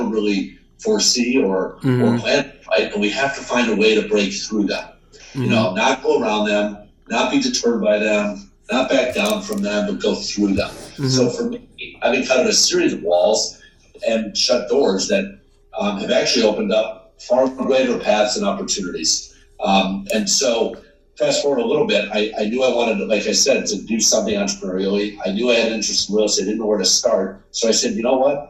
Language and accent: English; Syracuse, New York, United States; now in New York City, United States; I grew up in Syracuse